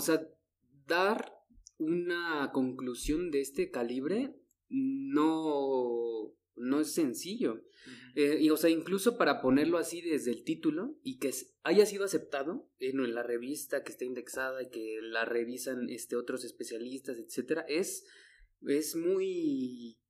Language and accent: Spanish; Mexico; México, que estamos